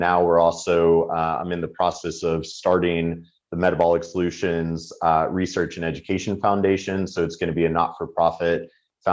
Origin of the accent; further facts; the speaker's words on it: United States; speak as an American